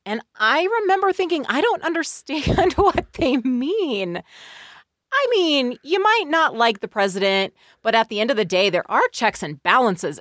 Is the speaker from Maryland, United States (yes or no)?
no; Bay Area of California, United States; I grew up in the Bay Area of California.